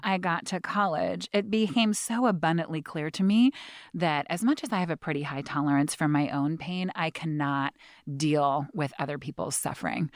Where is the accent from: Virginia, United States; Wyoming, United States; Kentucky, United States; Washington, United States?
Washington, United States; Seattle; I had the good fortune of growing up, um, on Capitol Hill, very kind of dense, packed neighborhood